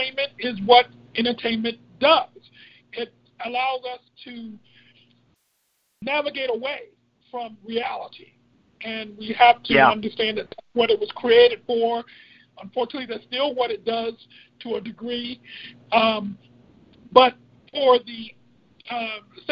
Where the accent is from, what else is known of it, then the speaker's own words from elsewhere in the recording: Wilson, North Carolina, United States; moved away; I actually grew up in Wilson, North Carolina